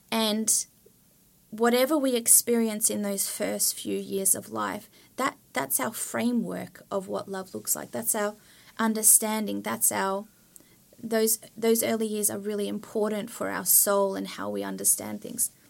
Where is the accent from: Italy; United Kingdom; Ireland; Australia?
Australia; moved away as an adult; now in Sweden; I come from Australia